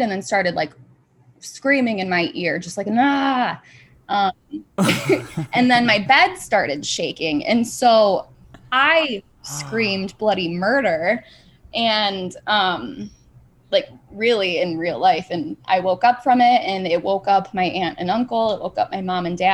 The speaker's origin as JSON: {"language": "English", "town": "Grand Rapids", "region": "Michigan", "country": "United States"}